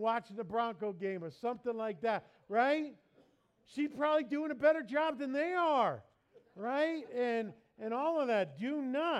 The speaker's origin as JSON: {"language": "English", "region": "New York", "country": "United States", "tie": "born or raised there", "moved": "yes", "said": "I grew up in New York"}